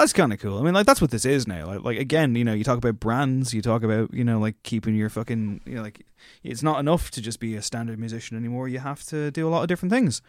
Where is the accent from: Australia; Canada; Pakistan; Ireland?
Ireland; as two Irish white lads